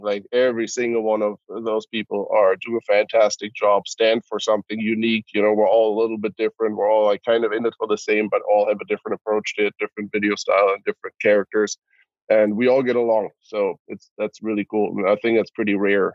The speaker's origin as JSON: {"language": "English", "town": "Cologne", "region": "North Rhine-Westphalia", "country": "Germany", "tie": "born or raised there", "moved": "yes", "said": "I'm born and raised in Cologne, Germany"}